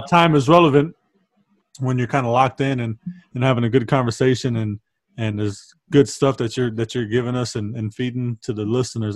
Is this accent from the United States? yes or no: yes; San Antonio, Texas, United States; We grew up on the South, and so uh, on the South side of town